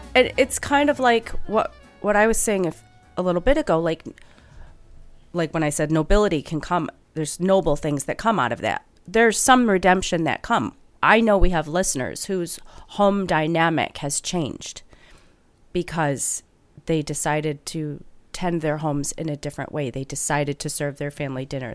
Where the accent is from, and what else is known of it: Midwest, United States; accent: Midwestern